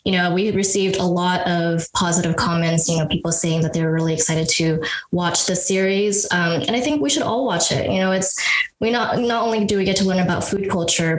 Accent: San Francisco, California, United States; I grew up in San Francisco in the Sunset District, which is like very Asian

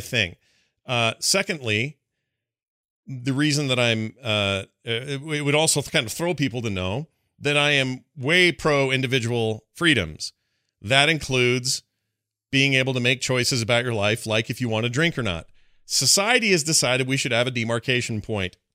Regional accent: Utah, United States; my home state, which I have a lot of pride

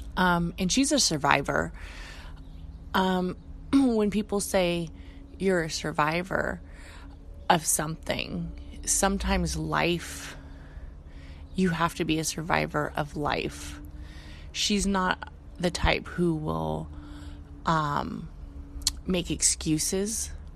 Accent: Bay Area, California, United States; We're both born and raised in the Bay Area.

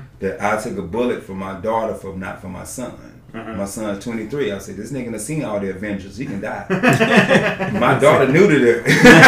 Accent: the South, United States; I'm from the South, sorry.

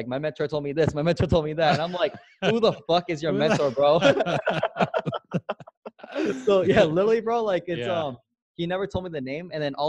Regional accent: San Diego, California, United States; also born or lived in Chula Vista, California / Alabama / Newport Beach, California; I grew up in San Diego, California, born and raised, and I grew up in the hood. Like, so I come from the streets pretty much, all black community, only Asian family. And literally I just grew up like in poverty

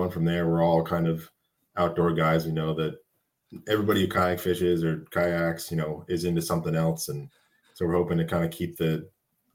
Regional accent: Pennsylvania, United States; growing up in Pennsylvania all my life, whitetail hunting every year

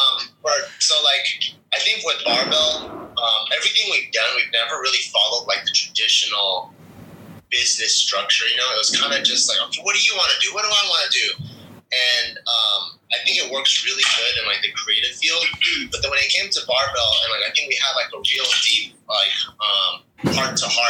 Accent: Los Angeles, California, United States; I grew up in LA in the San Gabriel Valley during like the late 90s, early 2000s.

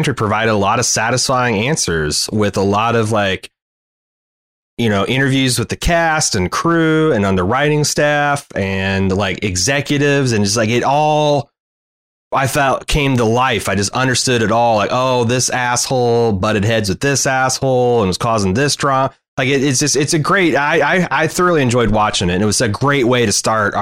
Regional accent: Indiana, United States; I grew up in Indiana

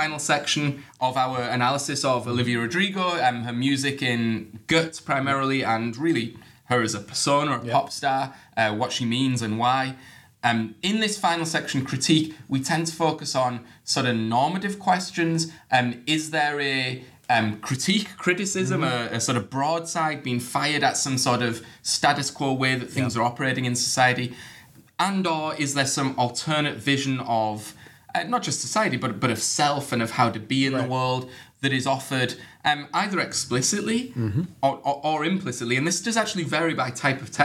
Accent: United Kingdom; I'm British

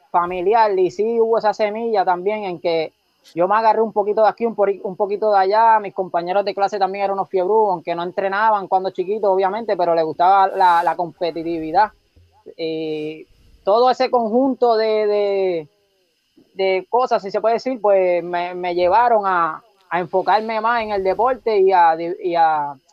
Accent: Sabana Grande, Puerto Rico; Soy de, de Sabana Grande. Y actualmente pues vivo acá, gracias a Dios, en, todavía aquí en San Grande.

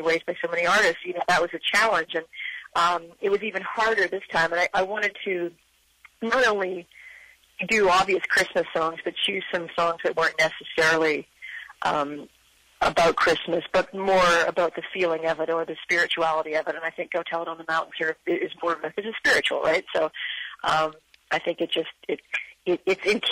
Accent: Canada; we don't celebrate up here in Canada

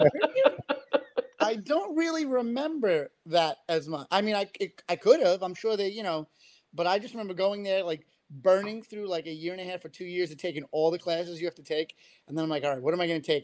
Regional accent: New York City, New York, United States; I grew up in Queens, New York. If my accent didn't give me away

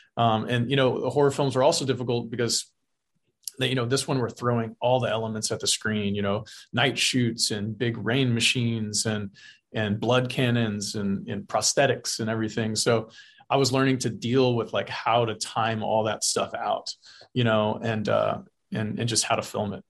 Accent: South Texas, United States; grew up in South Texas. I've lived in Texas. I still live here

